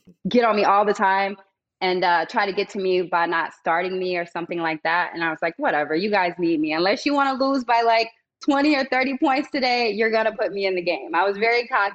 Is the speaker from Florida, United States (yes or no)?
yes; Vero Beach, Florida, United States; moved away; I'm from Vero Beach, Florida. It's a small retirement community, very quiet on the beach. Everybody, they're all raised up together